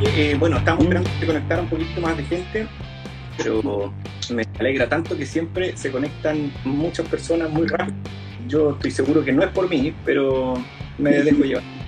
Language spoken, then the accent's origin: Spanish; Concepción area, Biobío, Chile; Somos, de la zona en donde el carrete se acaba